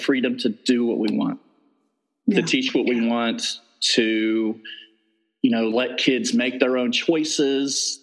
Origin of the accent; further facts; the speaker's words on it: Southern Ohio, United States; moved away as an adult; also born or lived in South Carolina / Indiana / Virginia; I'm originally from Southern Ohio